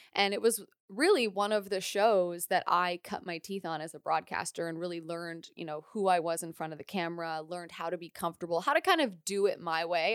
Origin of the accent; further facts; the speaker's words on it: London, Ontario, Canada; also born or lived in Nova Scotia; I'm from Nova Scotia originally, but I spent my entire adolescence in Ontario